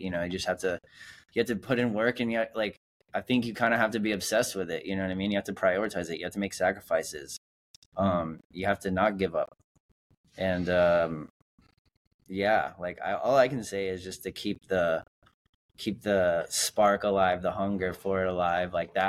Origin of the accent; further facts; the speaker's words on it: United States; I'm the only American.